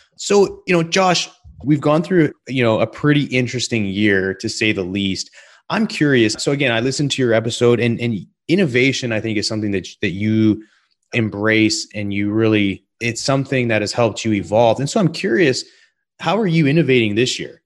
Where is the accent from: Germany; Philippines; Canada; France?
Canada; British Columbia; I grew up in British Columbia. in the mountains